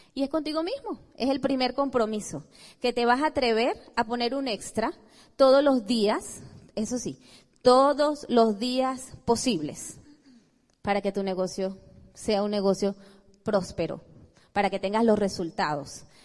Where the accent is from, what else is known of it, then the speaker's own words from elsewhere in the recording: Venezuela; venimos de Venezuela, un país hermoso